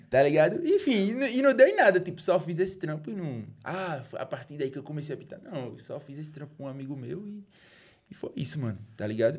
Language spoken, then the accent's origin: Portuguese; Recife, Pernambuco, Brazil; also born or lived in Juazeiro do Norte, Ceará; Eu fui feito no Recife, nasci no Juazeiro e voltei pra morar no Recife